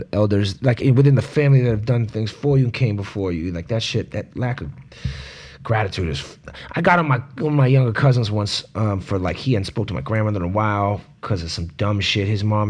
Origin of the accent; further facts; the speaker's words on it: St. Kitts & Nevis; also born or lived in Jamaica; The islands where I grew up in Nevis and Jamaica, and Nevis eat plantains the same way.